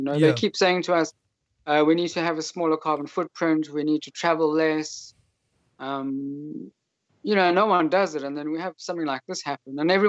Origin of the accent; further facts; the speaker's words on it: United Kingdom; now in Poland; I'm a British citizen living in Poland